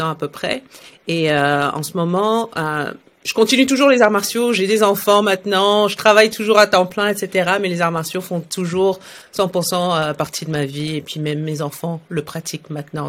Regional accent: Saudi Arabia; also born or lived in France; now in Montreal, Canada; moi je suis née en Arabie Saoudite dans les années 80

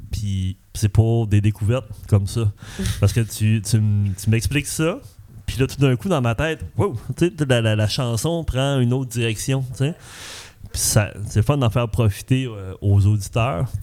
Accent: Saguenay, Quebec, Canada; now in Repentigny, Canada; je viens du Saguenay. OK. J'habite à Repentigny.

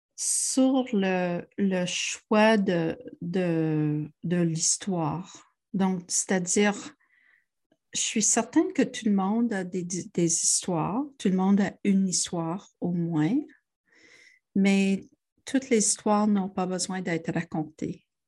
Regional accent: Montreal, Quebec, Canada; moved away as an adult; also born or lived in Ontario / Toronto; Je suis une Montréalaise. J'ai fait beaucoup d'études en Ontario, mais euh, j'ai retourné euh, heureusement à Montréal

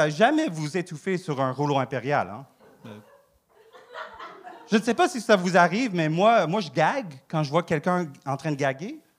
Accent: Saguenay, Quebec, Canada; Moi, je sais, je viens du Saguenay. Euh, euh, OK, quand j'étais jeune, mes parents avaient un resto.

